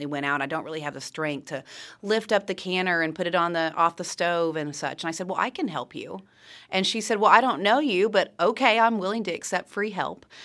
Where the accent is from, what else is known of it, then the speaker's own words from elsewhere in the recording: Siloam Springs, Arkansas, United States; also born or lived in Kansas; growing up in the Ozarks, since I was a kid, I consider myself a true Ozarks native. You know, I mean, I know I wasn't born here, but this is all that I know